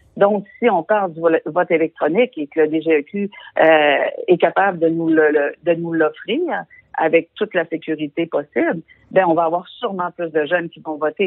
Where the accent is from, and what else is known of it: Quebec, Canada